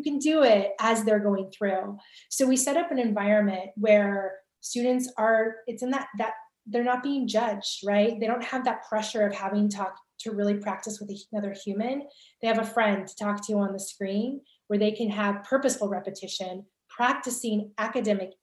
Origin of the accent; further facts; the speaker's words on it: California, United States; I'm from California